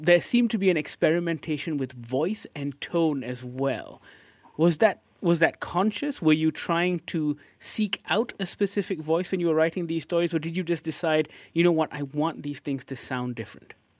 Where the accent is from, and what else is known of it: Malaysia